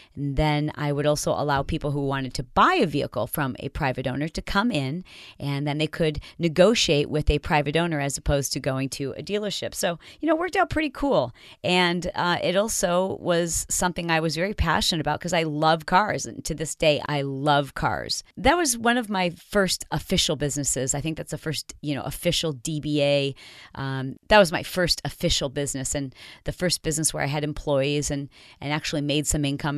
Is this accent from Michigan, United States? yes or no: yes; Michigan, United States; also born or lived in Detroit / Fowlerville / Portland, Michigan / Grand Rapids; I grew up in Michigan, born in Detroit, but I lived all over Michigan